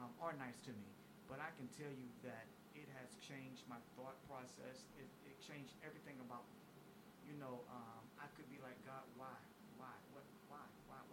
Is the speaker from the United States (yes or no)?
yes; Chesapeake, Virginia, United States; I'm from Chesapeake, Virginia